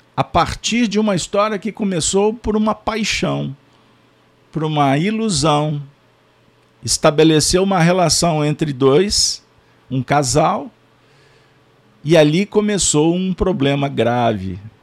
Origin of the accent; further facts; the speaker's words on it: Brazil; Como brasileiros